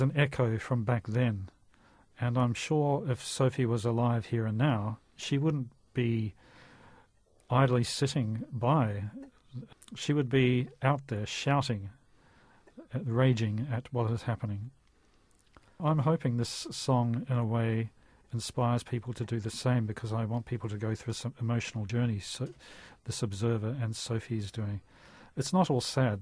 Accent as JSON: {"language": "English", "country": "New Zealand", "said": "I'm so proud being a New Zealander"}